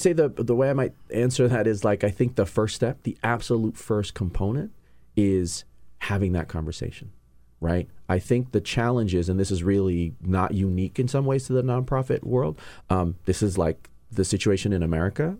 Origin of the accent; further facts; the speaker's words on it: New York, United States; moved away as an adult; also born or lived in California; now in Washington, D.C., United States; I'm originally born and raised in New York, but spent six months in California